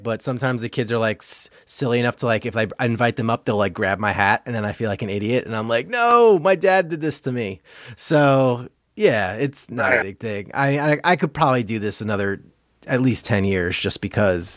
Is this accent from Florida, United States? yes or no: no; Long Island, New York, United States; I'm from Long Island.